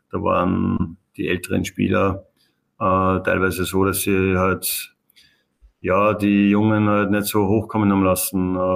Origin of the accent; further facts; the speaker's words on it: Upper Austria, Austria; moved away; also born or lived in Vienna; wenn du als Oberösterreicher nach Wien kommst